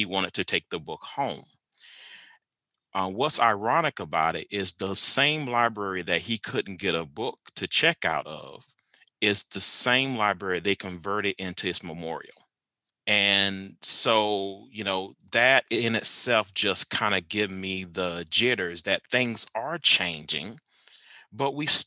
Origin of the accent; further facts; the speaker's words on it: Lake City, South Carolina, United States; now in Stillwater, United States; I am originally from Lake City, South Carolina